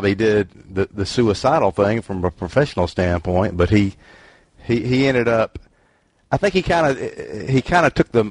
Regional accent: Mississippi, United States; I'm from Mississippi, where a couple of generations ago we married our sister

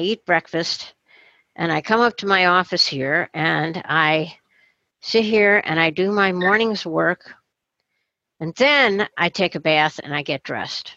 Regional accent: Rochester, New York, United States; my hometown

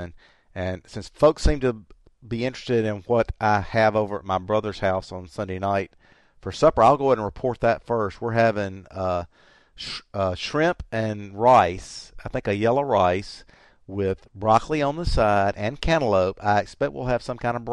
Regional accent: the South, United States; I'm from the South. We tend to like it more cooked down here.

